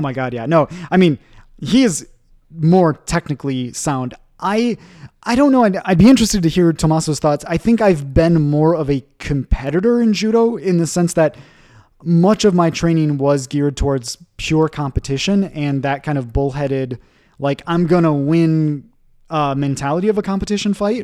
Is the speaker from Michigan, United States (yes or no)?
yes; Michigan, United States; moved away as an adult; also born or lived in Japan / Boston / Ecuador / Geneva; in Michigan, in my hometown, we, we do have one